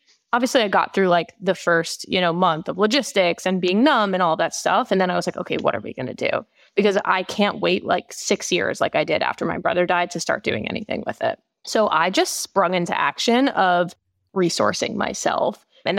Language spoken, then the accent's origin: English; New York, United States; So I grew up in Long Island in New York with my mom, my dad, and my brother.